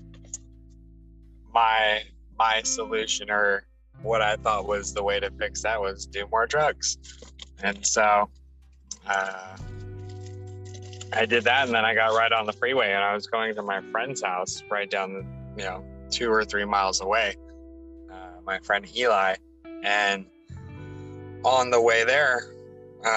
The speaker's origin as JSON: {"language": "English", "town": "Los Angeles", "region": "California", "country": "United States", "tie": "born or raised there", "said": "born and raised in Los Angeles, lived here my whole life"}